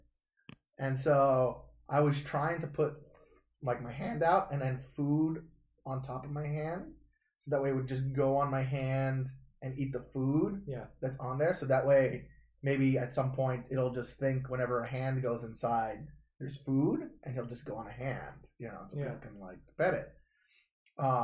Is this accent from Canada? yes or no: yes; Canada; I'm Canadian.